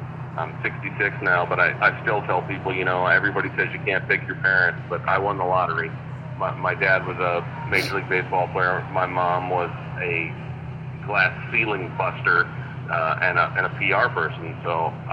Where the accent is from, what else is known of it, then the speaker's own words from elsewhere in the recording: St. Louis, Missouri, United States; My hometown is St. Louis